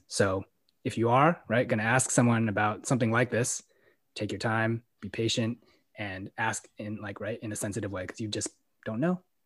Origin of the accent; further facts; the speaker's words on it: San Francisco, California, United States; growing up in San Francisco